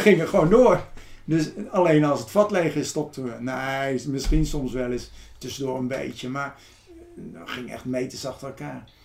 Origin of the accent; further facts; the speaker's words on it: Ede, Gelderland, Netherlands; now in Texel, Netherlands; ik ben geboren in Ede